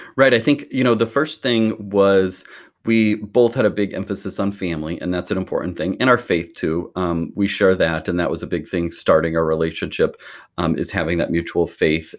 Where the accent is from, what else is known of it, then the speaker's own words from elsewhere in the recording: Lincoln, Nebraska, United States; also born or lived in Omaha, Nebraska; I'm from Lincoln, Nebraska, which is in the very s, middle of the country, and I grew up here